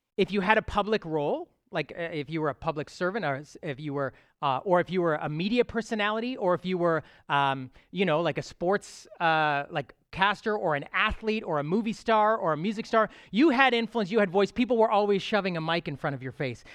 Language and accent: English; Toronto, Ontario, Canada; I am a true Torontonian. I was sort of born and raised here